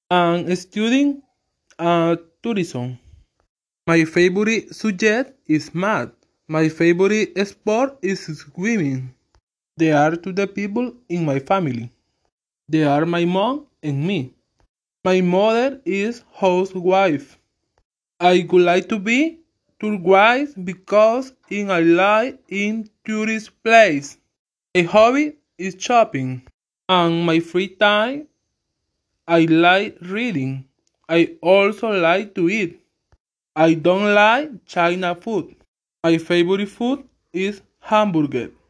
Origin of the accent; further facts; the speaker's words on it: El Salvador; English is a second language; also born or lived in Ilopango, El Salvador; I'm from El Salvador. I living in Ilopango City. I'm 24 years old. My birthday is on September 6th.